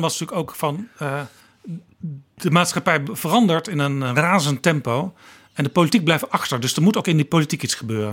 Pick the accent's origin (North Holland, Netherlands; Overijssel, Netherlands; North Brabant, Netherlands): North Brabant, Netherlands; Ik kom zelf ook uit Brabant